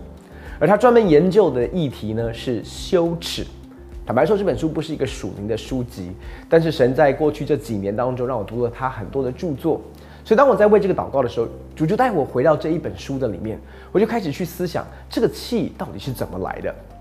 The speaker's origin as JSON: {"language": "Chinese", "country": "Taiwan", "said": "那你要知道，我们台湾人的文化习俗就是你我不能够跟他说乖"}